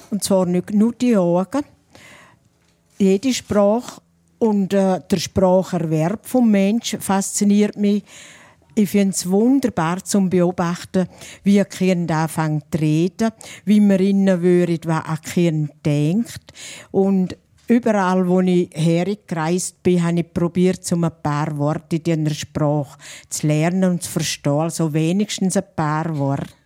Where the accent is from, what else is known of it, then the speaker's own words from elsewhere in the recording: St. Gallen, Switzerland; Aber St. Galler Rindtal ist an der Grenze zu Österreich. Da hört man ganz früh den Unterschied. Und wir sind keine Österreicher, wir sind Schweizer.